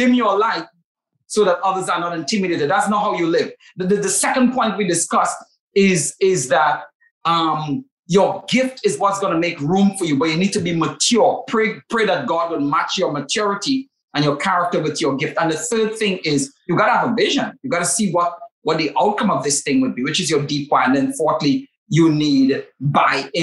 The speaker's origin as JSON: {"language": "English", "country": "Trinidad & Tobago", "accent": "Trinidadian", "said": "It's my rich Trinidadian accent."}